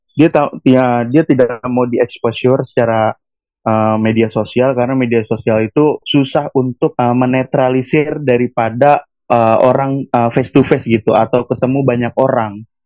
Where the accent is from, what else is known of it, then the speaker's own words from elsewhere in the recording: Tangerang, Banten, Indonesia; asal gue dari kota Tangerang